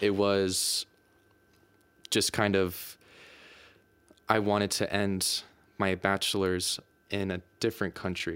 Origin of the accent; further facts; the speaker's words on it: United States; moved away as an adult; now in Denmark; I'm from the United States